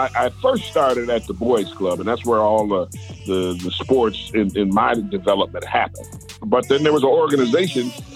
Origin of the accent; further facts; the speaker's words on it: Detroit, Michigan, United States; moved away as an adult; now in Tampa, United States; when I grew up in Detroit